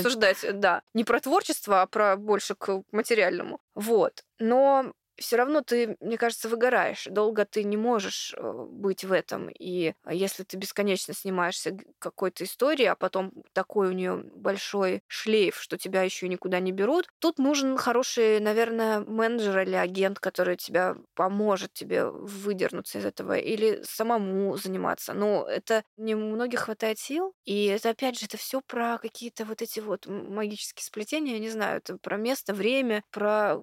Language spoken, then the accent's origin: Russian; Khabarovsk, Khabarovsk Krai, Russia; now in Moscow, Russia; когда я еще не переехала в Москву, я с Дальнего Востока, с Хабаровска